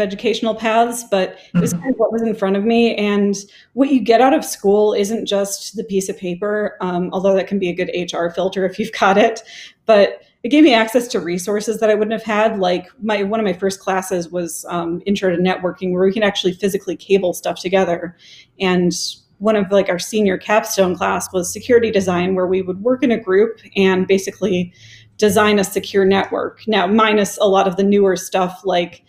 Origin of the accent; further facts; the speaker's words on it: Wisconsin, United States; moved away as an adult; also born or lived in Ann Arbor, Michigan; now in Austin, United States; I grew up in Wisconsin